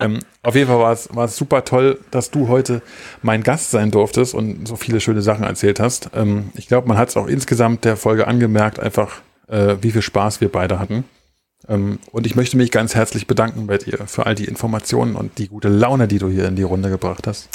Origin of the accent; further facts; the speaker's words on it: East Germany, Germany; moved away; weil ich bin nun mal im Osten geboren. Ich sage jetzt nicht in der DDR, obwohl es offiziell so ist, aber ich bin ja im Osten groß geworden